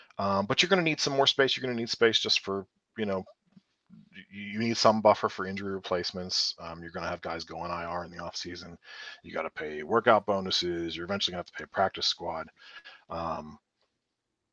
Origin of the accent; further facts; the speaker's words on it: Pittsburgh, Pennsylvania, United States; I'm born and raised in Pittsburgh. I'm right outside Pittsburgh right now